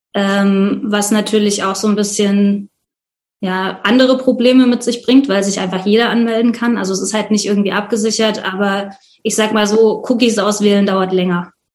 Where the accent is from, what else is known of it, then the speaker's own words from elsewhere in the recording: Leipzig, Saxony, Germany; bin aus Leipzig